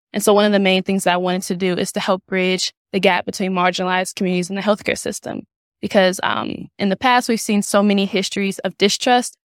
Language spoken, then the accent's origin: English; St. Louis, Missouri, United States; now in Kansas City, United States; I'm originally from Saint Louis, Missouri